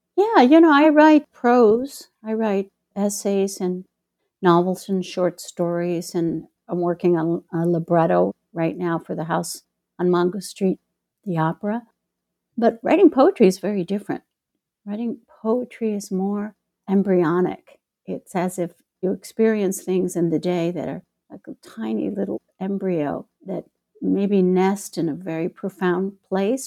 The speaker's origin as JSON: {"language": "English", "town": "Chicago", "region": "Illinois", "country": "United States", "tie": "born or raised there", "moved": "as an adult", "lives_now": "Mexico", "said": "my hometown, Chicago"}